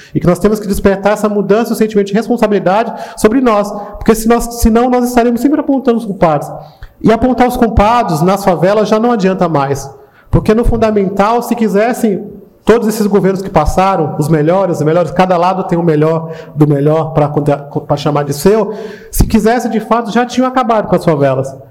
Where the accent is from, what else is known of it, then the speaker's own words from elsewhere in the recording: São Paulo, Brazil; Eu sou aqui do lado de Paraisópolis, é a favela onde eu cresci